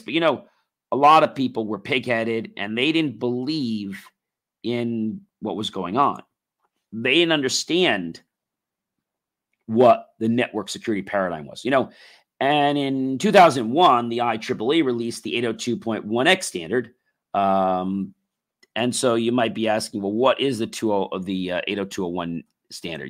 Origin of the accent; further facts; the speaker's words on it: United States; we as American people